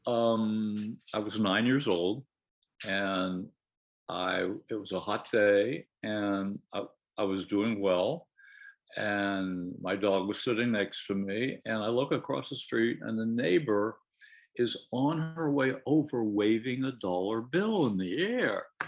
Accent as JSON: {"language": "English", "town": "Harrisburg", "region": "Pennsylvania", "country": "United States", "tie": "born or raised there", "said": "I lived in Harrisburg. I was born in Harrisburg"}